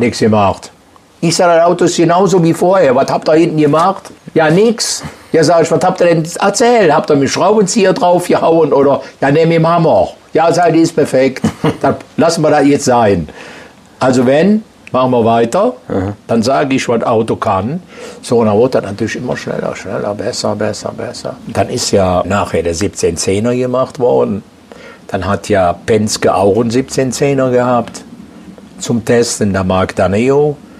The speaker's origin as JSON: {"language": "German", "town": "Aachen", "region": "North Rhine-Westphalia", "country": "Germany", "said": "Ich bin aus Aachen"}